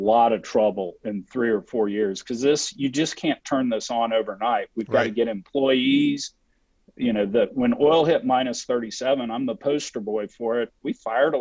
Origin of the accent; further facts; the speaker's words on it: Texas, United States; I'm from Texas